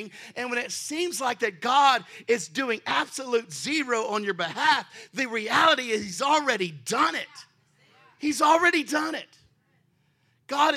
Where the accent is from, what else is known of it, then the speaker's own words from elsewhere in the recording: Texas, United States; now in Baltimore, United States; I'm originally from Texas